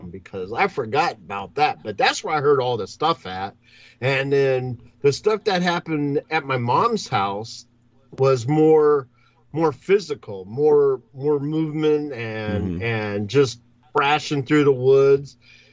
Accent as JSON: {"language": "English", "town": "Long Beach", "region": "California", "country": "United States", "moved": "yes", "said": "I came from Long Beach, California"}